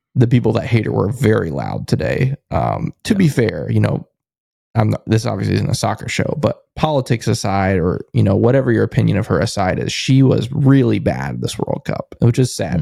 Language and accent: English; United States; I'm an American